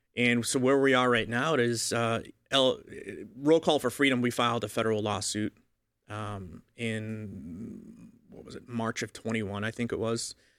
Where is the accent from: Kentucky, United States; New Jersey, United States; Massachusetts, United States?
Massachusetts, United States; Boston; I grew up in Boston, so I, I grew up a Roman Catholic